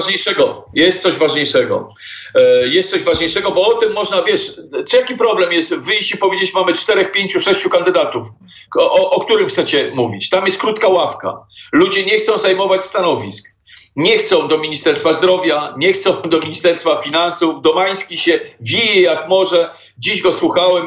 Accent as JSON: {"language": "Polish", "country": "Poland", "said": "Jesteśmy absolutnie Polakami z krwi i kości."}